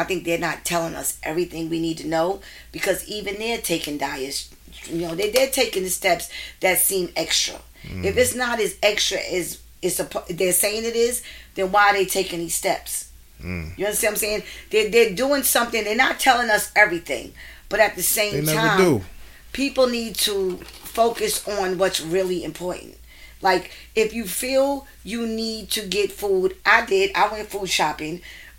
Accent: Staten Island, New York, United States; Like it hit Staten Island. I'm from Staten Island.

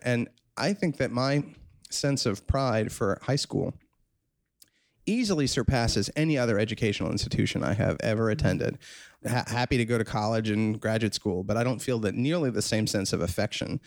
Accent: New York City, New York, United States; I'm born and raised in New York City, and I'm class of 1988. I grew up on the Upper West Side

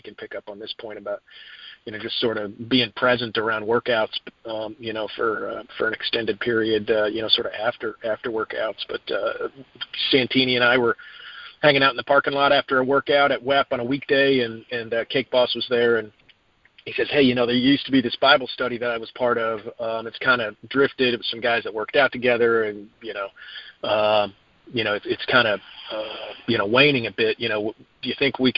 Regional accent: Dallas, Texas, United States; now in Fort Mill, United States; I'm from Dallas originally. I moved out here from Dallas

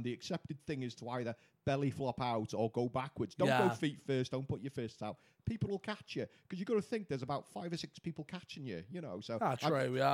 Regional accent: Wales, United Kingdom

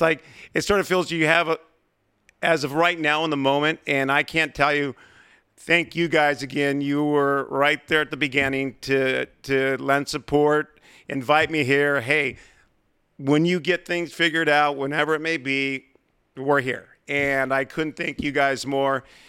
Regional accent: San Diego, California, United States; growing up in San Diego, listening to Jerry Coleman, Bob Chandler, Ted Leitner, Dave Campbell

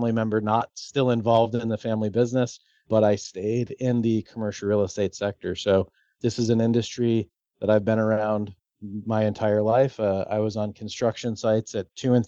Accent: Florida, United States; I spend most of my life in Florida. I grew up in Florida

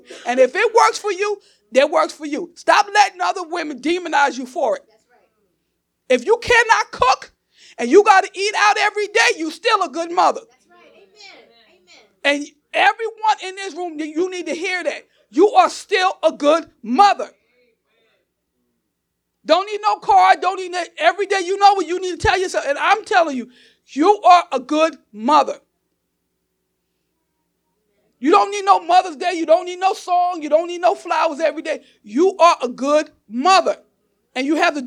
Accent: Newark, New Jersey, United States; I'm still that girl from Newark. Okay. South Ward, Chancellor Avenue.

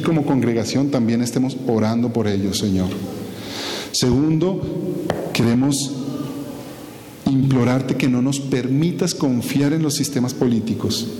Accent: Colombia; como ciudadanos colombianos

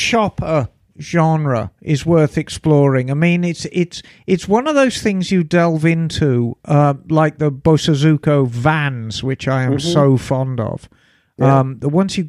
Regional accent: South Africa; now in Australia; I grew up in South Africa, but like her, was also born in 1962. Love and own a Triumph and a Harley. And have lived abroad, in my case, Australia, for 3 decades.

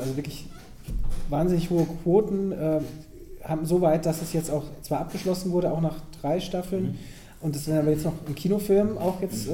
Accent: near Bonn, North Rhine-Westphalia, Germany; ich komme da aus der Nähe

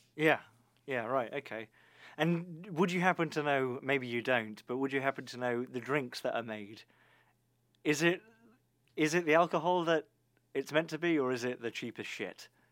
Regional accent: United Kingdom; as a British person

